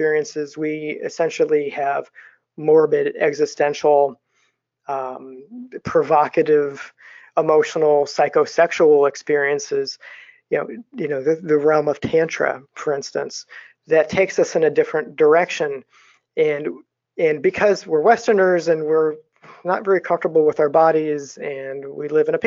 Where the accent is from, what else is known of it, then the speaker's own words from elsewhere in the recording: United States; as American dreamers